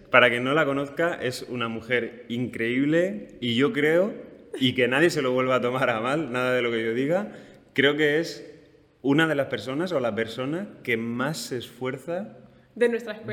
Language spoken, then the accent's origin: Spanish; Region of Murcia, Spain; todo lo que coméis en Madrid es nuestro